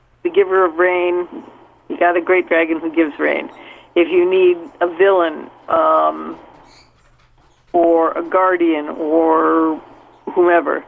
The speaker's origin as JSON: {"language": "English", "region": "Minnesota", "country": "United States", "tie": "born or raised there", "said": "I grew up in Minnesota"}